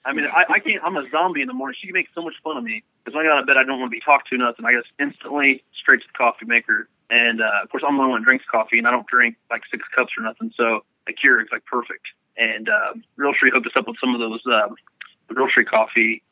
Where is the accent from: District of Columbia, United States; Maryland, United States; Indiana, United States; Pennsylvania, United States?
Indiana, United States; Jasonville; I'm actually from small town USA, man. We're from Jasonville, Indiana, little redneck town.